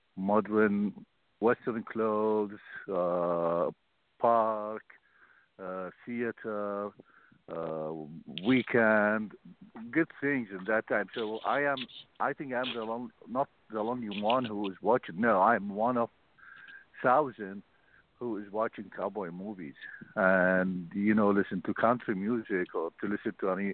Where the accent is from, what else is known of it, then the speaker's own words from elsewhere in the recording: Mosul, Nineveh, Iraq; English is a second language; moved away as an adult; now in United States; Born and raised in Mosul